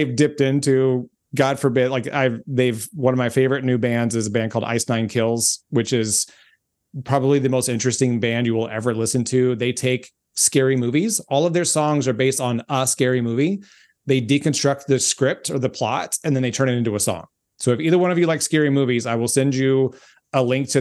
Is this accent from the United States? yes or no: yes; Memphis, Tennessee, United States; there, my hometown